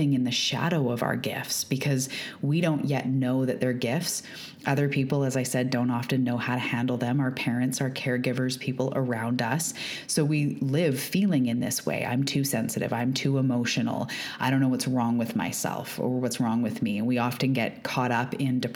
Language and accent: English; Canada; also born or lived in Vancouver Island, British Columbia; I am also a Canadian. I live off the west coast of Canada on Vancouver Island.